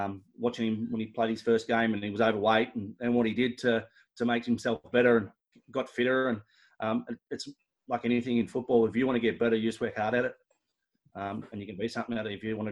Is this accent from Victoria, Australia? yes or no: yes; Mulgrave, Victoria, Australia; I grew up in Mulgrave